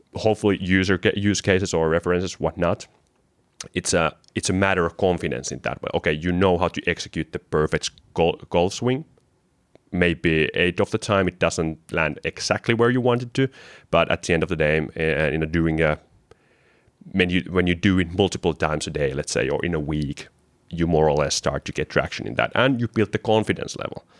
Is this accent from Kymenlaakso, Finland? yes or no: yes; Kotka, Kymenlaakso, Finland; From my background, I'm from Kotka, which is eagle in English.